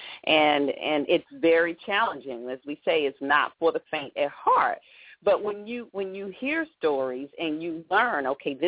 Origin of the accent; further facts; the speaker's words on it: Atlanta, Georgia, United States; moved away; I'm from Atlanta